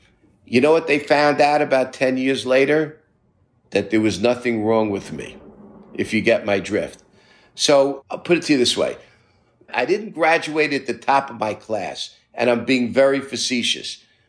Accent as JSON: {"language": "English", "town": "New York City", "region": "New York", "country": "United States", "tie": "born or raised there", "said": "I grew up in Brooklyn, middle-class Jewish family."}